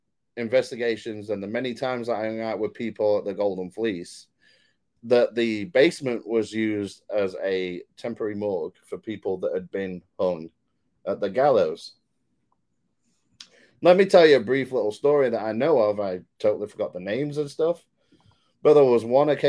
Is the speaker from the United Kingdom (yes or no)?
yes; United Kingdom; I'm obviously from Great Britain. I'm the Brit